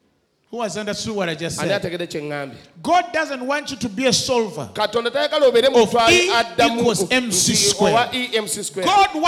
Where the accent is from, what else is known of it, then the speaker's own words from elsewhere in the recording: England, United Kingdom; So don't be mistaken. I'm English.